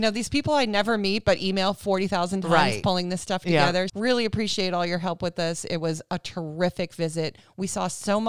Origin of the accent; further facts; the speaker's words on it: Cape Cod, Massachusetts, United States; Some of them had taken a trip to Cape Cod, where we're from